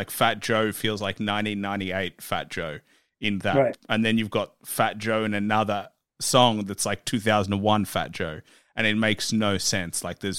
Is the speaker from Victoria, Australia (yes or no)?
yes; Melbourne, Victoria, Australia; You know, I grew up in Melbourne, so it's like I'm looking from the outside